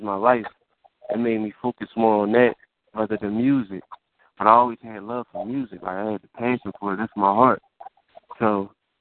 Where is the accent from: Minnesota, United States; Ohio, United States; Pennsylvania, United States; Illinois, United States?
Pennsylvania, United States; Philadelphia; We both came up from around the same part. We came up from Southwest.